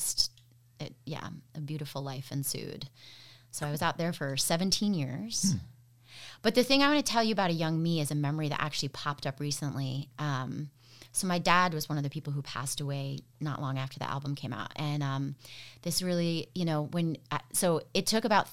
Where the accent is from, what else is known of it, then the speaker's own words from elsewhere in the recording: Maine, United States; moved away as an adult; also born or lived in upstate New York / California; now in Ann Arbor, United States; I was born in Maine, but then right after I was born, my parents left